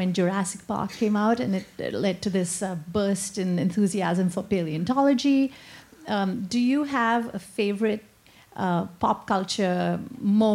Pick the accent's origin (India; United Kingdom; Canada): India; moved away as an adult; now in United States; until I came to America in 1998, I had never visited a museum in my life. And I'm from India